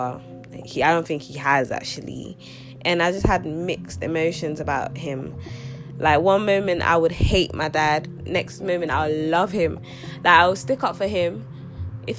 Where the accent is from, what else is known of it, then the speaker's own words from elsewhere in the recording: London, United Kingdom; also born or lived in Sierra Leone; I was born here in London, but I stayed the first 6 years of my life. I lived the first 6 years of my life in Sierra Leone. Then I came back to London. I arrived back to London on my 7th birthday, and since then I've been living in London.